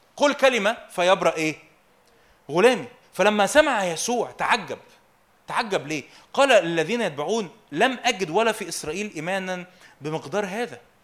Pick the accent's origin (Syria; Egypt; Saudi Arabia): Egypt; انا مصري وابويا مصري